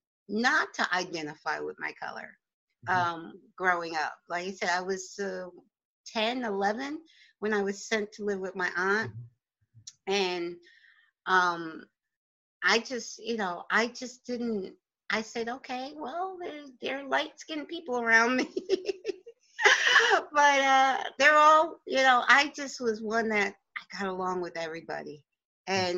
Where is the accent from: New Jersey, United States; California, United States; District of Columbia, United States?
New Jersey, United States; Oakland; accent: Jersey; moved away as an adult; also born or lived in Newark, New Jersey / Virginia; now in Poconos, United States; I was born in Newark and raised in Bergen County. I went to school in Oakland, New Jersey from sixth grade through high school